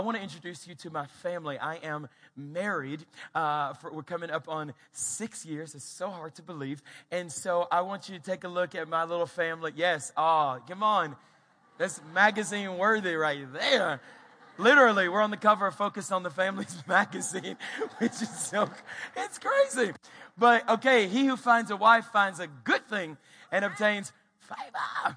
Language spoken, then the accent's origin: English; Louisiana, United States; now in Colorado Springs, United States; my home state is Louisiana.